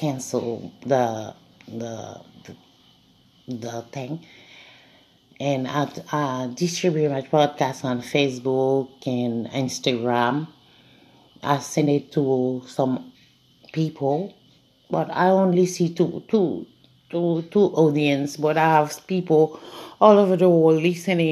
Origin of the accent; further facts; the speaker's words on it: Haiti; moved away; I don't have a big family because I'm a foreigner. As I told you, I'm from Haiti